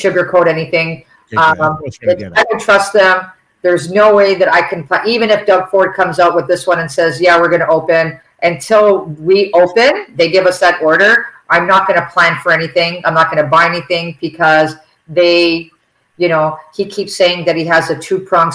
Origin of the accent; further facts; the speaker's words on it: Toronto, Ontario, Canada; I was raised on the Danforth